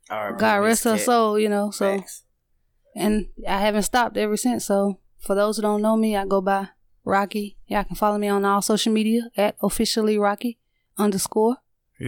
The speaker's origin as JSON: {"language": "English", "town": "Birmingham", "region": "Alabama", "country": "United States", "said": "I go by the name of … I'm originally from Birmingham, Alabama."}